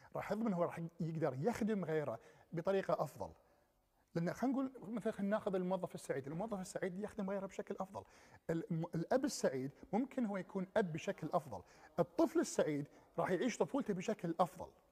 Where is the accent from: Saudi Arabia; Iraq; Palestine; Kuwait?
Kuwait; ما أرجع للكويت ولا ما أرجع لديرتي مرة ثانية